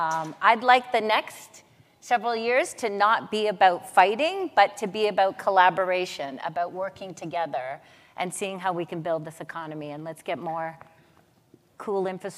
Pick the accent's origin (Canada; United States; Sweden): Canada; Mohawks of the Bay of Quinte, Ontario; also born or lived in Wikwemikong First Nation; My background is Mohawk on my dad's side. I'm from Mohawks of the Bay of Quinte. On my mom's side, Ojibwe from Wicomicon First Nation.